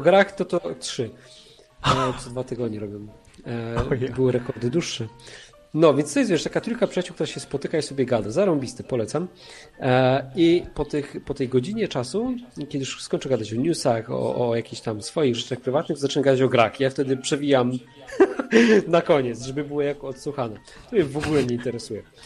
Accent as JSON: {"language": "Polish", "region": "Silesian Voivodeship", "country": "Poland", "said": "ja jestem ze Śląska, tu, tu wszystko stary jest na wungiel"}